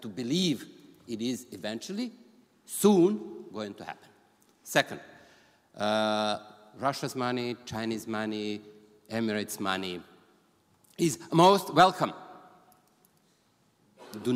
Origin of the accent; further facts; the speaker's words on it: Gnjilane, Kosovo; moved away; also born or lived in Serbia; I was born there and as you might know. So I'm coming from Gnjilane.